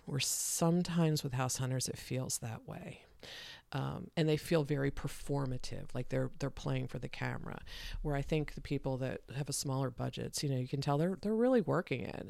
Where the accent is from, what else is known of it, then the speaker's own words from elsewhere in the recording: Delaware, United States; also born or lived in Philadelphia area, Pennsylvania; I grew up in Delaware